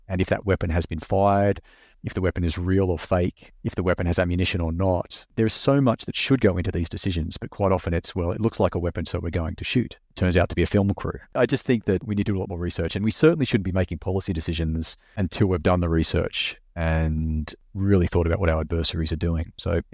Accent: Australia; now in United States; I'm just an Australian living here and working in the US

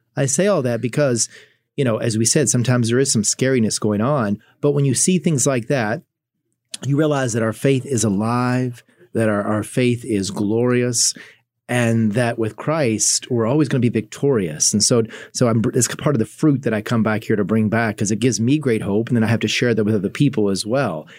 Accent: Kentucky, United States; moved away as an adult; now in Fort Wayne, United States; I'm from Kentucky, so that's where I was raised

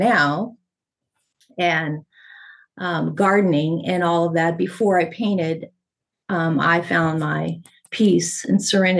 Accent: California, United States; also born or lived in La Puente / Arizona / New Mexico / Texas; And I was raised in Southern California, Arizona, New Mexico, and a little bit blipping and out of Texas, and I joined the service out of New M

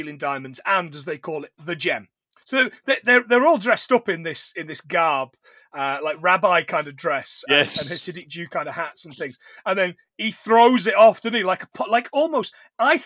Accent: Nottingham, East Midlands, United Kingdom; I'm from Nottingham

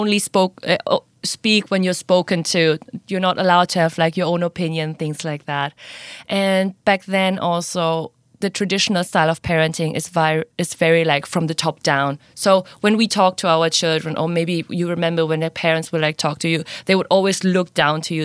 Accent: Indonesia; moved away as an adult; now in Singapore; I'm originally from Indonesia, half German, half Indonesian, but I've been living now in Singapore for four years.

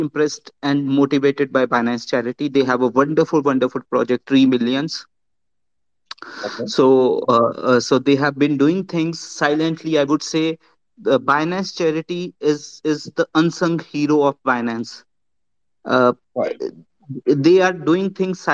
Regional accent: India; I'm from India

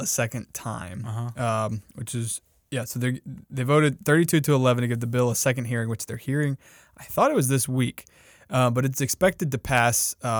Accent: South Carolina, United States; So we're both from South Carolina.

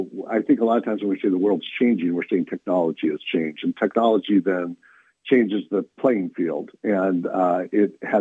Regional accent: North County, California, United States; also born or lived in Steubenville, Ohio; I had grown up in North County

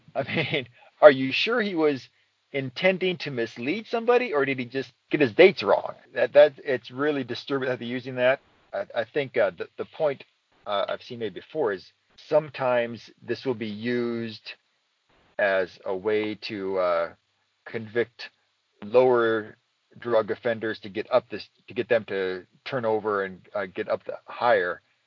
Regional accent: Iowa, United States; I was born in Iowa

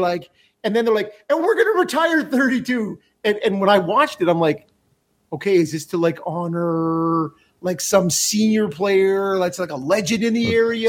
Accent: Canada; as a Canadian hockey fan

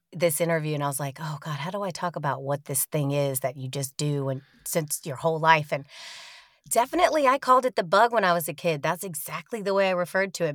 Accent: Sanford, North Carolina, United States; born or raised there; moved away as an adult; also born or lived in Austin, Texas / Nebraska; now in Queens, New York, United States

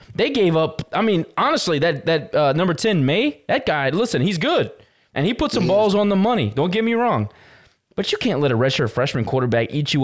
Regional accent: St. Landry Parish, Louisiana, United States; I'm from St. Landry Parish.

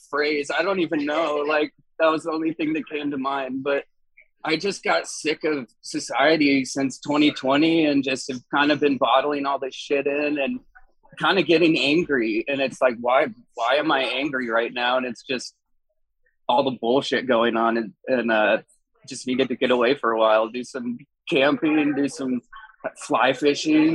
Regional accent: Colorado, United States; I am from Colorado

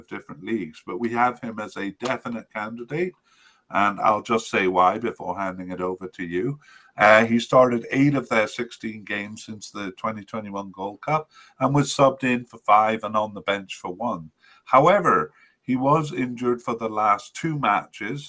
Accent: Canada; as a Canadian

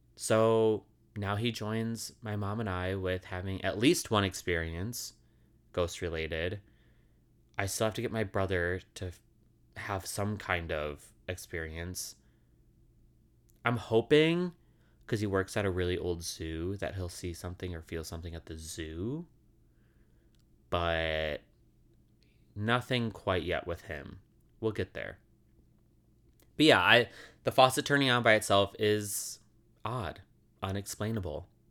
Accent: suburbs of Chicago, Illinois, United States; the suburbs of Chicago, the house I grew up in.

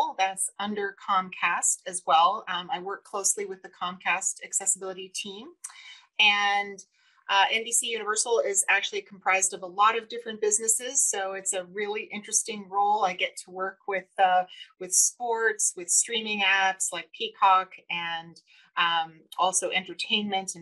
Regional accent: Boston, Massachusetts, United States; we grew up in Boston and the 1960s and 70s

